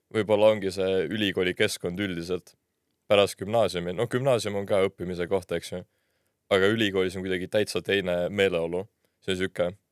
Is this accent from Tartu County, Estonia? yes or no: yes; Tartu, Tartu County, Estonia; moved away as an adult; now in Tallinn, Estonia; ma olen ise Tartust pärit, lõpetasin seal põhikooli, siis gümnaasiumi